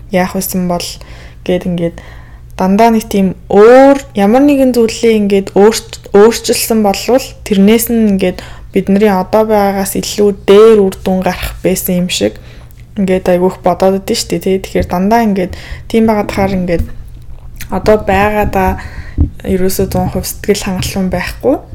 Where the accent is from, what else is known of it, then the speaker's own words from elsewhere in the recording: Mongolia; би Монгол төрөөгөө Америк хүн болж төрсэн байсан бол яах вэ